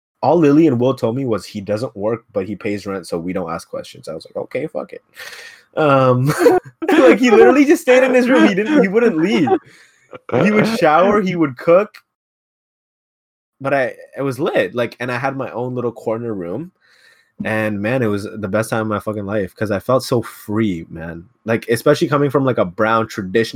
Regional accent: Ottawa, Ontario, Canada; moved away as an adult; also born or lived in Mississauga; we're from Ottawa

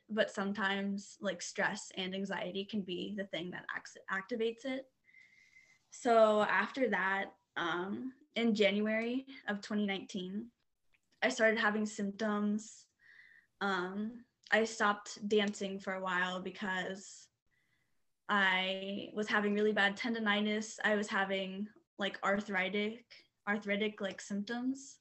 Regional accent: Dayton, Ohio, United States; also born or lived in Washington; i'm from um, dayton ohio

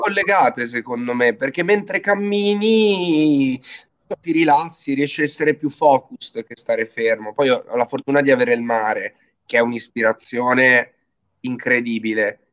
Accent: Genoa, Liguria, Italy; io sono genovese

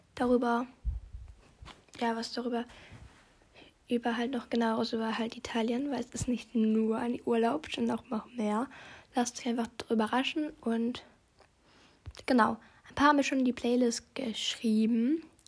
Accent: Austria; Ich komme ja aus Österreich

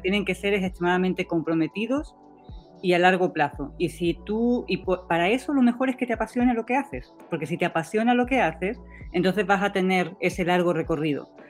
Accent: Spain; moved away as an adult; also born or lived in Heidelberg, Germany / United States; now in Valparaíso, Chile; Yo me fui de España porque quería, no, no porque tenía eh, que irme pero em, me fui antes de venirme a Chile. De hecho, yo hice parte de mi tesis en Estados Unidos y parte en España y era, no era eh, querer irme de mi país

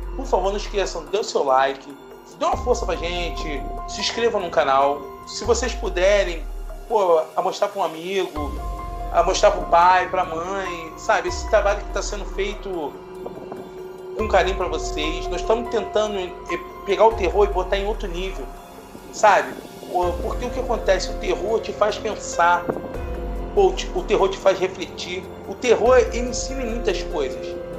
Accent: Rio de Janeiro, Brazil; aqui no Rio de Janeiro, nós somos do Rio de Janeiro

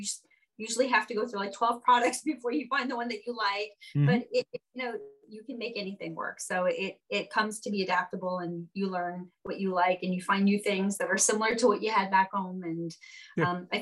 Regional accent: Montreal, Quebec, Canada; moved away as an adult; now in New York, United States; such a European influence in Montreal, where I'm from. And it's really special. It's beautiful. It's special. It's different. And I enjoyed growing up there.

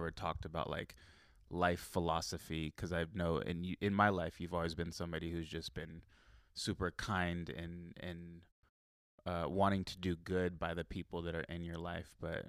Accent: Carlsbad, California, United States; Yeah, we had a friend who I grew up like in Southern Carlsbad, and Daniel and everybody else like grew up in like Northern Carlsbad.

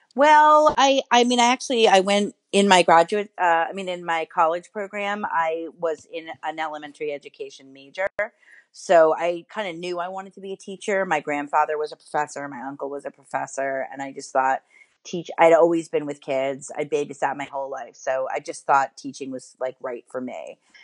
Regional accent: New York City, New York, United States; I grew up in New York City, in Manhattan.

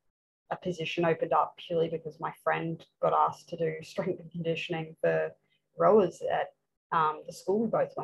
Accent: Brisbane, Queensland, Australia; pretty much any sport you can do growing up in Brisbane

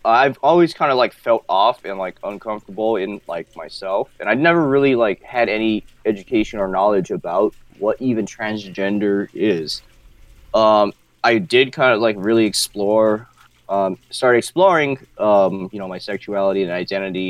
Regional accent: Wailuku, Hawaii, United States; I'm from, born and raised in Maui, Hawaii. Currently live here, Wailuku.

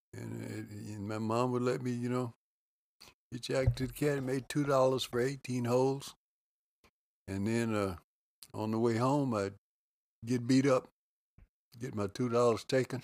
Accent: Lubbock, Texas, United States; moved away as an adult; also born or lived in Oklahoma City; grew up in Lubbock, Texas

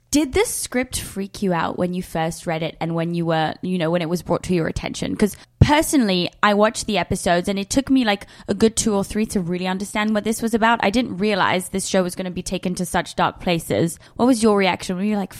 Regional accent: London, United Kingdom; I'm from London. I don't fucking miss rain.

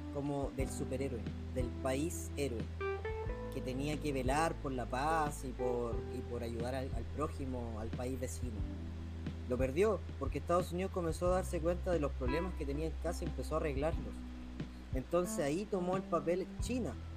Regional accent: Chile

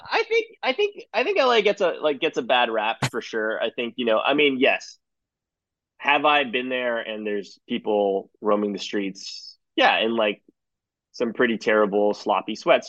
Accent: Toronto, Ontario, Canada; moved away as an adult; also born or lived in Singapore; now in New York, United States; I was born born just outside Toronto, um, in the suburbs, and uh, I grew up mostly there

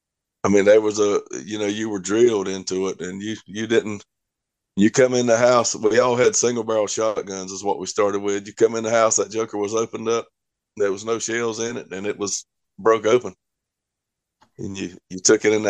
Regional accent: South Georgia, United States; I'm from South Georgia

